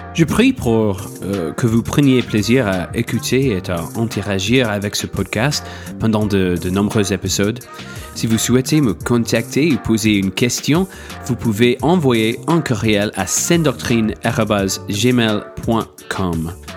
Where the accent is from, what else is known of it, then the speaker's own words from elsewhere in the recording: United States; French is a second language; moved away as an adult; now in France; je suis franco-américain, mais j'ai été élevé aux États-Unis, évidemment, par mon accent